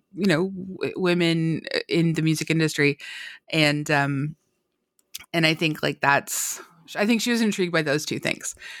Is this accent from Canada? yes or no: yes; Canada; I'm Canadian